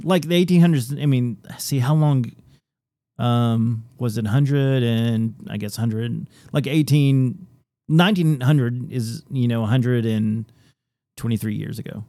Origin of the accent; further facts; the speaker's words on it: Tennessee, United States; I was born and raised in Tennessee